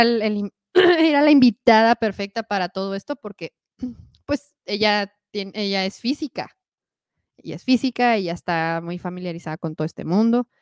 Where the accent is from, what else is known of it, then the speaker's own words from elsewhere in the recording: Mexico; yo soy mexicana